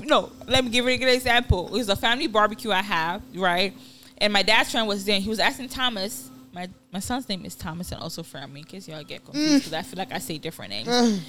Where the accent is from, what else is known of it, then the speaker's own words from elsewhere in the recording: Ibadan, Oyo, Nigeria; moved away; which I grew up in Ibadan.